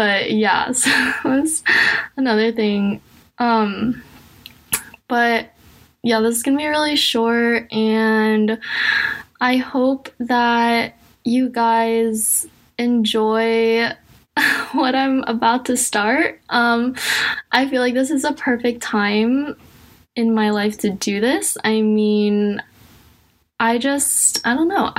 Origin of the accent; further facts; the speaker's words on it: United States; I'm also Asian American. I'm adopted